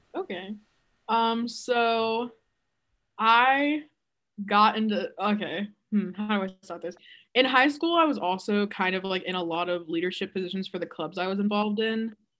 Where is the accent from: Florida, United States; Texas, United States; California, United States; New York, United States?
Texas, United States; I am from Texas